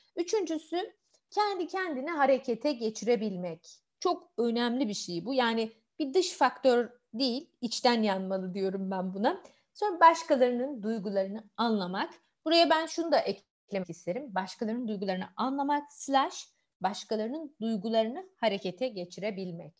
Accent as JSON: {"language": "Turkish", "region": "Malatya", "country": "Turkey", "said": "Ben kendim Malatyalıyım"}